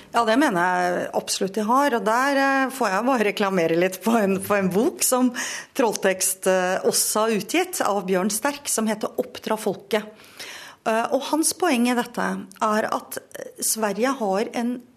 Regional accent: Norway; jeg er norsk og ikke svensk

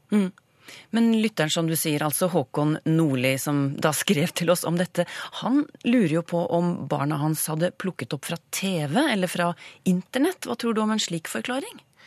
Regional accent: Eastern Norway, Norway; accent: East Norwegian; Jeg snakker jo østlending

